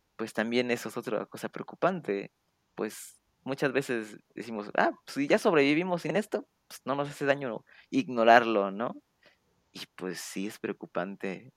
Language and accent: Spanish; Mexico